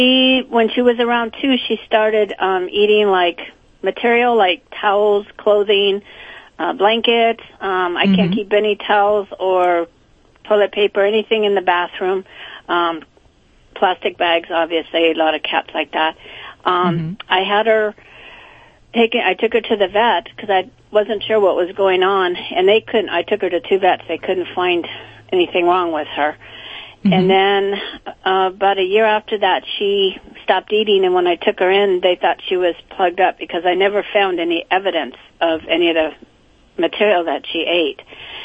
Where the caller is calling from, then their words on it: Bellflower, California, United States; I'm calling from Bellflower, California.